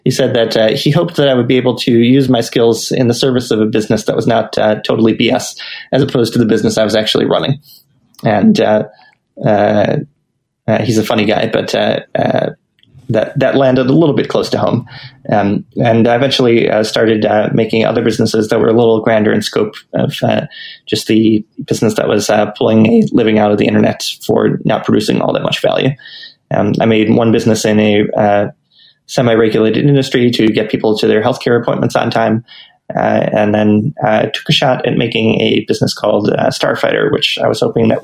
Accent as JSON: {"language": "English", "country": "United States", "tie": "born or raised there", "also_born_or_lived": "Japan", "moved": "as an adult", "said": "I grew up in the United States"}